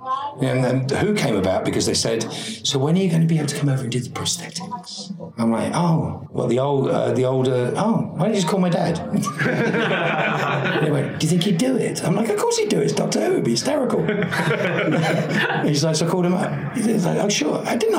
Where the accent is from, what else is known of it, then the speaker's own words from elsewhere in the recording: England, United Kingdom; moved away; being English and having never really worked in England, apart from I did In the Name of the Father after I'd been working in America.